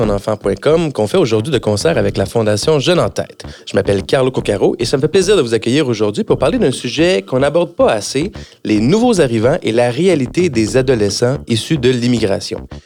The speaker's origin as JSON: {"language": "French", "region": "Quebec", "country": "Canada", "tie": "born there", "said": "je suis né au Québec d'une mère francophone et d'un père italien"}